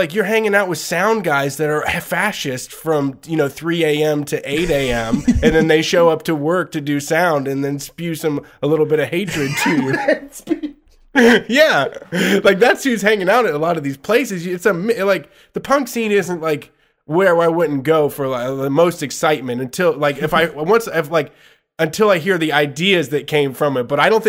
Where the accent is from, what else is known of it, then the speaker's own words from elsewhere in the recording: Austin, Texas, United States; I'm from Austin, Texas. Me and Cedric are from Austin, Texas, and we don't fucking mosh there.